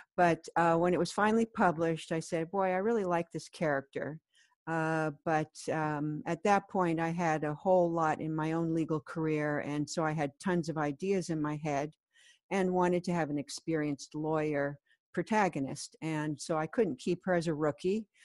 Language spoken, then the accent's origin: English; California, United States; moved away as an adult; also born or lived in Colorado; now in New York City, United States; I grew up in California and then I went to law school in Colorado